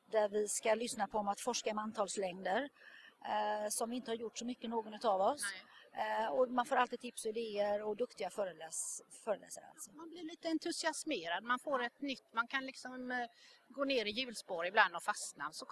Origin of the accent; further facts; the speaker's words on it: Gothenburg, Västra Götaland, Sweden; Jag kommer från Göteborg.